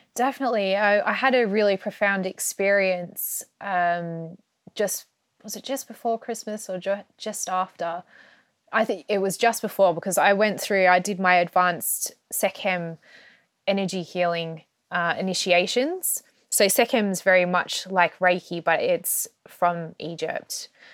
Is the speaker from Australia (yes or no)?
yes; Australia; moved away as an adult; also born or lived in Melbourne; now in United Kingdom; I grew up in Australia, I was born in Australia